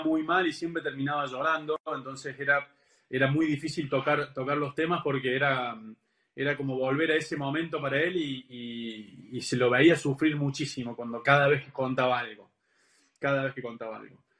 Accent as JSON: {"language": "Spanish", "country": "Argentina", "said": "yo soy argentino"}